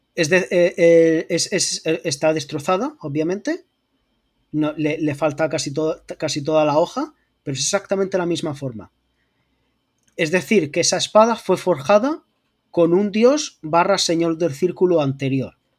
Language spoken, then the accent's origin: Spanish; Region of Murcia, Spain; accent: Murcian; me dedico profesionalmente a disimular mi acento murciano